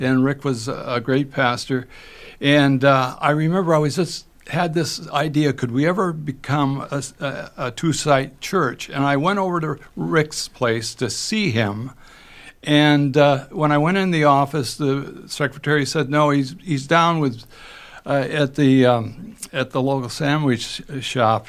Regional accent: Moorhead, Minnesota, United States; grew up in Moorhead, Minnesota

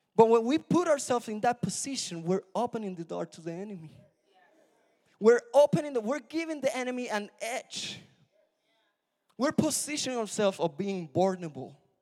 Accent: Puerto Rico; moved away; I'm from Puerto Rico

